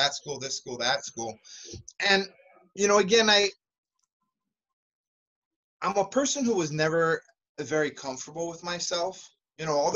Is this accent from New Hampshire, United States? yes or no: no; San Jose, California, United States; also born or lived in Santa Cruz, California; now in East Coast, United States; I moved to San Jose, California, and that's where I claim to be from. That's where I grew up.